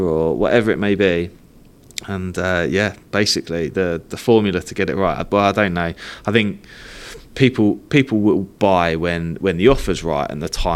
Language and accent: English; Cambridge, East of England, United Kingdom; we grew up around Cambridge